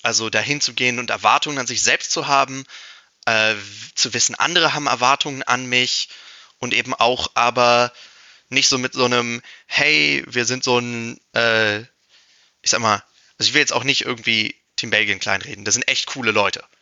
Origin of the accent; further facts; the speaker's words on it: Germany; für halt mein Heimatland spielen will